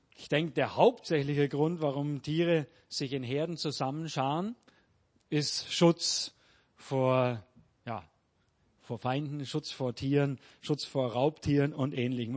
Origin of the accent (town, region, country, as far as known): Germany; now in Peru